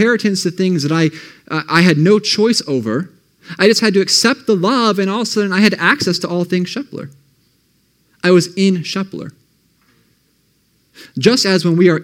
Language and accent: English; Ohio, United States; also born or lived in Michigan; And so I grew up in Ohio. I moved to Michigan. I grew up there for most of my middle school years, I should say grade school. Then we moved back to Ohio